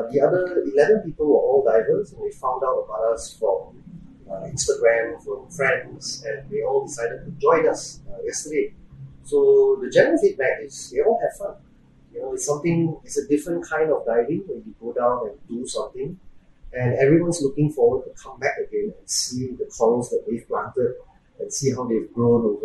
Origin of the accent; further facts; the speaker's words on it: Singapore; so, I'm Singaporean. I born and bred there